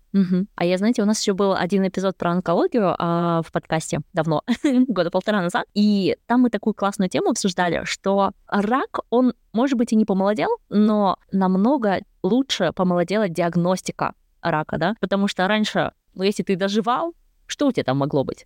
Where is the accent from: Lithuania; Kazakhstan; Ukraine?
Kazakhstan; moved away as an adult; also born or lived in Sweden; now in Germany; Я родом из Казахстана